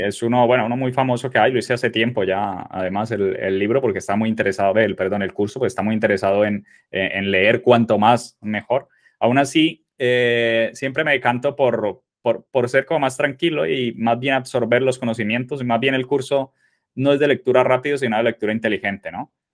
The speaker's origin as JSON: {"language": "Spanish", "country": "Colombia", "tie": "born or raised there", "moved": "as an adult", "lives_now": "Spain", "said": "soy colombiano, nací en Colombia. Eh, bueno, soy, tengo 37 años ahora y eh, me vine a España con 19 años"}